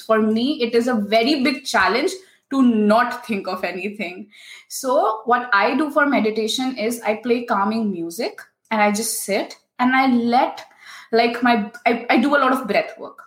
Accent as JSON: {"language": "English", "country": "India", "also_born_or_lived": "Singapore", "moved": "as an adult", "lives_now": "Germany", "said": "I come from India. I traveled from India to Singapore to complete my master's in electronics"}